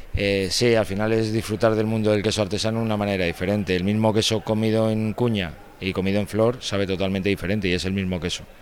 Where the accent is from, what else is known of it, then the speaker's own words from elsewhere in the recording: Bilbao, Basque Country, Spain; yo soy de Bilbao